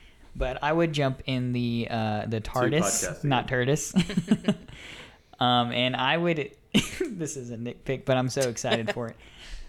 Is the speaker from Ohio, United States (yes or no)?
no; Atlanta, Georgia, United States; I'm born and raised in Atlanta area.